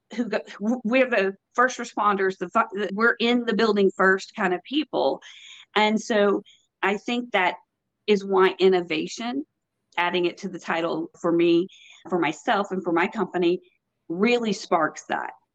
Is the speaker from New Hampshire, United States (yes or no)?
no; Texas, United States; now in North Carolina, United States; I'm from Texas, born and raised, and now in North Carolina.